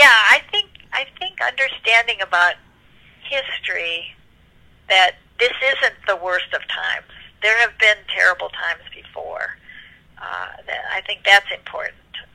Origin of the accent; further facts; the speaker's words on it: United States; I'm an American